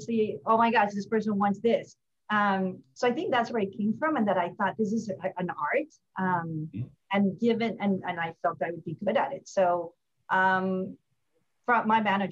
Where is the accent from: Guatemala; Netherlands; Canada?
Guatemala; moved away as an adult; also born or lived in California; now in Atlanta, United States; I am from Guatemala, born and raised